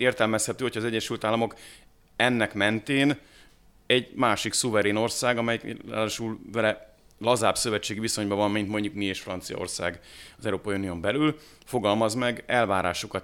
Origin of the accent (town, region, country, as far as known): Hungary